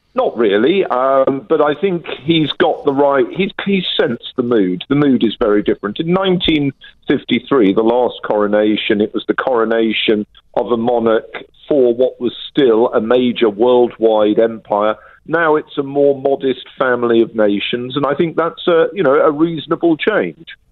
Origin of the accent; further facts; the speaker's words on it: United Kingdom; I'm a Brit